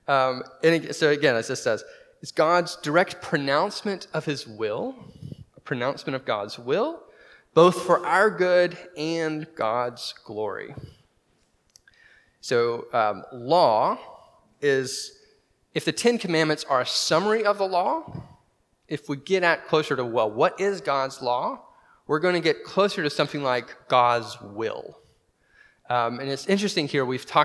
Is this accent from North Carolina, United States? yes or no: yes; North Carolina, United States; now in Waco, United States; I'm from North Carolina